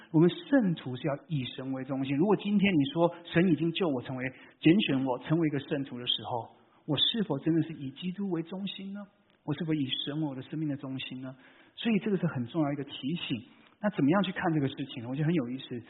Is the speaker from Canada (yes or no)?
yes; Vancouver, British Columbia, Canada; moved away as an adult; now in California, United States; 我是在，啊，加拿大长大的